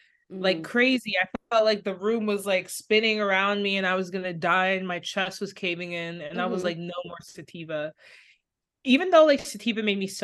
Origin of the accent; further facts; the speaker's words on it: Jamaica; Basically, I'm Jamaican